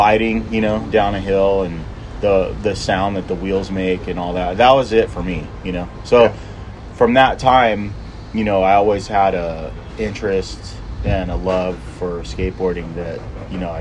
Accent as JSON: {"language": "English", "town": "Washington", "region": "District of Columbia", "country": "United States", "also_born_or_lived": "San Jose", "moved": "yes", "said": "I'm from Washington, D.C."}